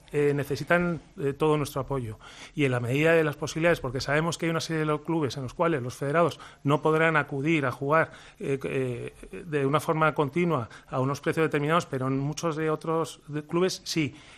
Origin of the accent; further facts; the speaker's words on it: Spain; nosotros como españoles